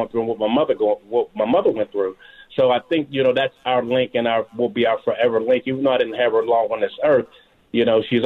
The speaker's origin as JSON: {"language": "English", "town": "Pittsburgh", "region": "Pennsylvania", "country": "United States", "tie": "born or raised there", "moved": "yes", "lives_now": "Georgia, United States", "said": "I'm originally from Pittsburgh, Pennsylvania"}